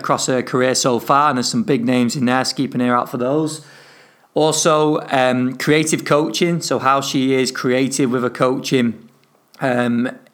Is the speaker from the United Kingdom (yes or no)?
yes; northern England, United Kingdom; accent: northern; my northern accent